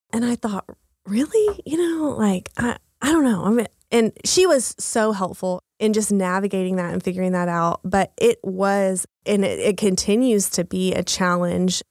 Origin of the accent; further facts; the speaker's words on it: Texas, United States; moved away as an adult; now in Oklahoma City, United States; I'm from Texas, um, a really small town in Texas.